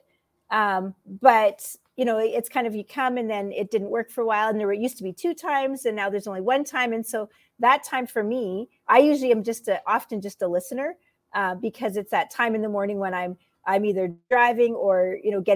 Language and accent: English; Alberta, Canada; I am from Alberta, Canada